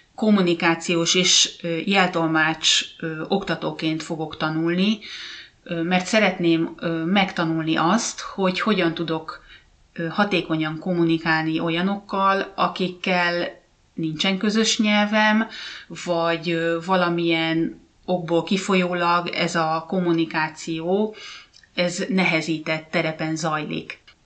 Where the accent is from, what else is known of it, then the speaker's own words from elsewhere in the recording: Hungary; moved away as an adult; now in Finland; én meg magyar vagyok